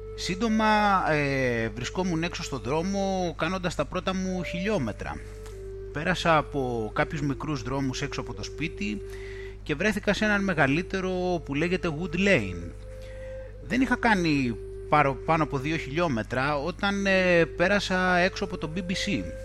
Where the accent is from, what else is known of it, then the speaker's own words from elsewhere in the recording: Greece; moved away as an adult; now in United Kingdom; για όλο τον καιρό που βρίσκομαι στην ε, Βρετανία από τότε που μετακόμισα από την Ελλάδα